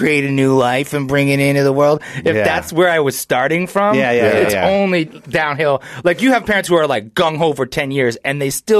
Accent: New Hampshire, United States; also born or lived in New York City / Massachusetts / Chicago / Atlanta; So I was born in New York City, and I grew up in New Hampshire, and then moved to Massachusetts, then Chicago, then Atlanta, then Flagstaff, and then here.

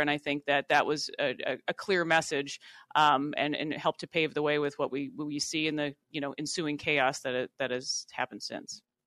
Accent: Worthington, Minnesota, United States; being a, a Minnesota native, I grew up in Worthington, Minnesota

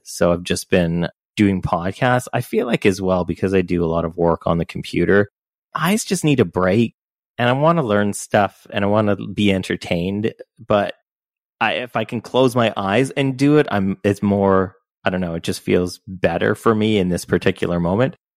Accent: Canada; I'm Canadian

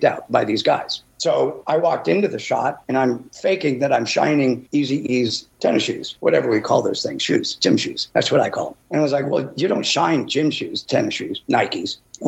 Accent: Chicago, Illinois, United States; moved away; I grew up in Chicago, Illinois

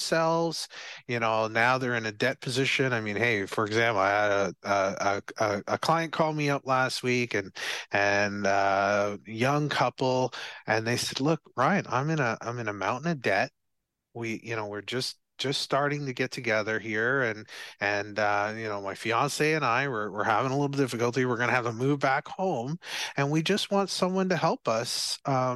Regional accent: Barbados; So I'm from Barbados

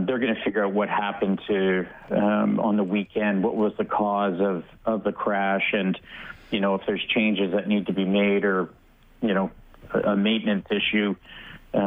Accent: Canada; as a Canadian

